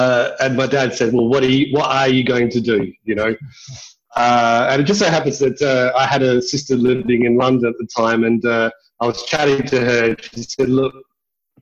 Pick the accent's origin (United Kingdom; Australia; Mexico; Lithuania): Australia; Adelaide, South Australia; I'm originally from Adelaide, born and raised here, went to Blackfriars, the high school that I went